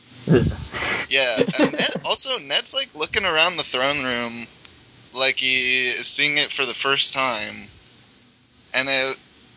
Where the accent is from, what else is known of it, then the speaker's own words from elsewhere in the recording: Pittsburgh, Pennsylvania, United States; I'm from Pittsburgh